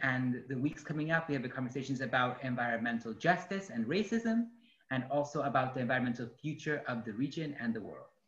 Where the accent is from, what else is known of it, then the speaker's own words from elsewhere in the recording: Guanajuato, Mexico; also born or lived in upstate New York; now in United States; I am an artist, activist, organizer, originally from Guanajuato, Mexico